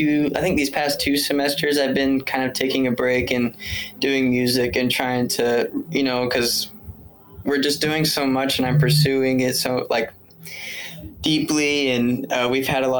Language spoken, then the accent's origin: English; Melissa, Texas, United States; also born or lived in San Antonio, Texas; grew up in Melissa